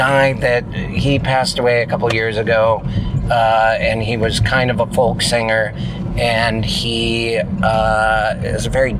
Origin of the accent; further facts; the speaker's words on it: Montana, United States; growing up in Montana